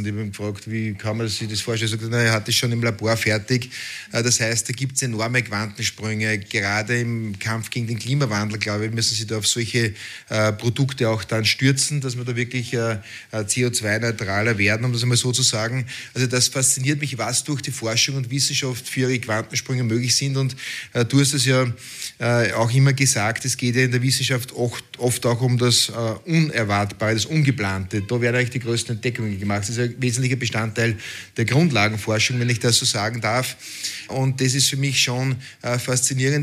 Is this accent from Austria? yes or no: yes; Austria; als Österreicher